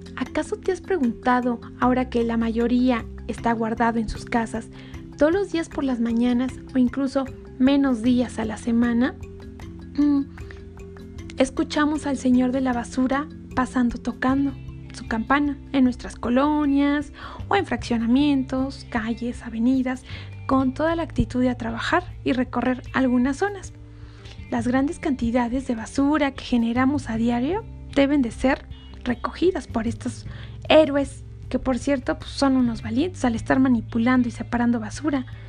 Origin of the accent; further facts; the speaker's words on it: Mexico; como mexicanos ingeniosos